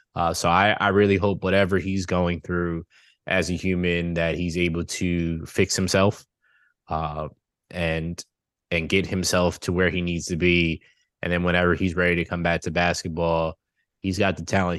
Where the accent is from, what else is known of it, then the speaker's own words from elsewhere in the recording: New York, United States; being a New Yorker